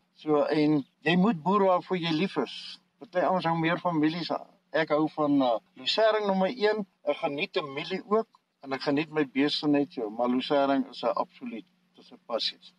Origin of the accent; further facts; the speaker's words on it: South Africa; also born or lived in Potchefstroom district, North West; now in Potchefstroom, South Africa; ek het in die Karoo groot geword tussen Hollison en Vryseburg. Dis so in die middel tussen Kalvinia en Beaufort West